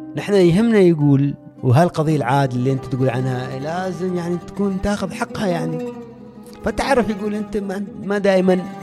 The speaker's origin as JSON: {"language": "Arabic", "country": "Oman", "also_born_or_lived": "Spain", "moved": "as an adult", "said": "سالني انت من وين قلت لهم من عمان"}